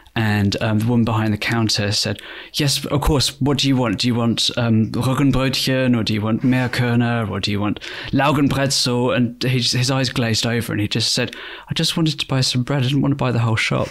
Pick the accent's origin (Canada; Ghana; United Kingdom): United Kingdom; Bristol, South West England; my hometown, Bristol